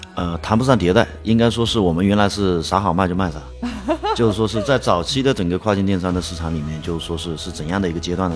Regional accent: Dongyang, Zhejiang, China; also born or lived in Yiwu; now in Hangzhou, China; 回到义乌的老家，啊，东亚那边

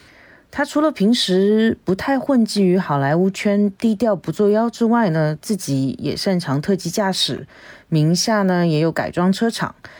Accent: Shanghai, China; 我是来自上海的…。

